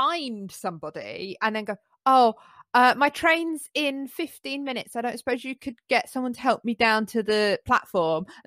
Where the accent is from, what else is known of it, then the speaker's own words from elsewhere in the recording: London, United Kingdom; now in Midlands, United Kingdom; I live in the Midlands now, but I grew up in London